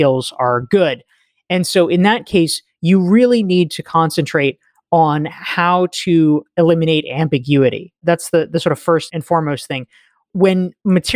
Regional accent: North Carolina, United States; moved away as an adult; also born or lived in Somerville, Massachusetts; I grew up in North Carolina and I booked it out of there as quickly as I could

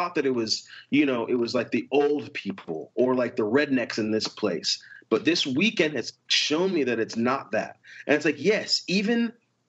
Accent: United States; growing up in the States

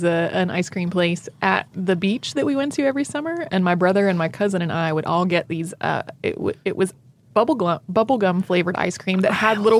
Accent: the Bible Belt, United States; Like, you know, I grew up in the Bible Belt.

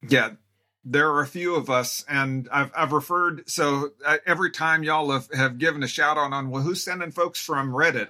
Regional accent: Tacoma, Washington, United States; now in Spokane, United States; I grew up in Tacoma, which is about four and a half hours west of here

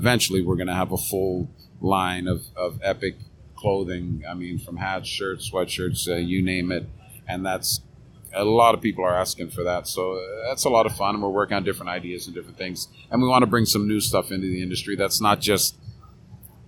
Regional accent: Canada; moved away as an adult; also born or lived in Fredericton / Turks and Caicos / Dominican Republic; growing up in Canada, playing hockey, policing

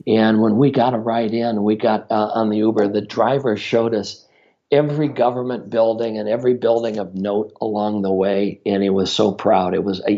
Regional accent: Minnesota, United States; I'm from Minnesota, and in March, it is cold in Minnesota

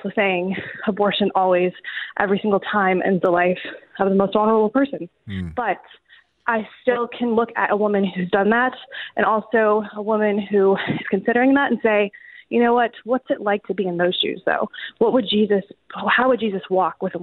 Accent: New Orleans, Louisiana, United States; I live, I'm located, my hometown is in New Orleans, Louisiana

